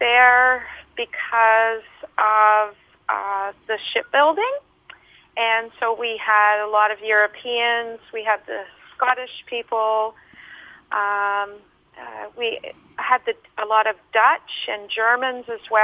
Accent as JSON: {"language": "English", "town": "Collingwood", "region": "Ontario", "country": "Canada", "tie": "born or raised there", "also_born_or_lived": "Noosa, Australia / New South Wales, Australia", "moved": "as an adult", "lives_now": "Australia", "said": "I grew up in Collingwood, Ontario, in Canada, about an hour and a half north of Toronto."}